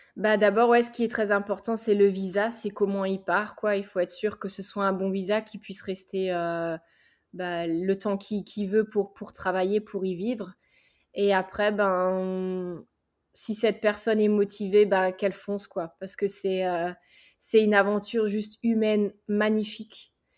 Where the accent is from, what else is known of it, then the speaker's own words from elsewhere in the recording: Alsace, Grand Est, France; moved away as an adult; now in United States; Je suis alsacienne